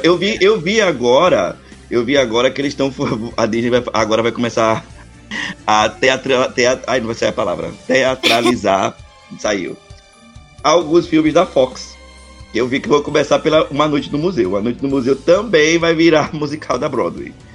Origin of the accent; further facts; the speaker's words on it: Northeast Region, Brazil; meu conterrâneo aqui do Nordeste